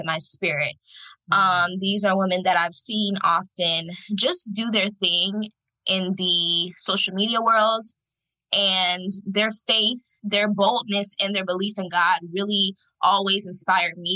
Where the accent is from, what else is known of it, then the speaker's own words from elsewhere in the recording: Fort Lauderdale, Florida, United States; I'm from Fort Lauderdale, Florida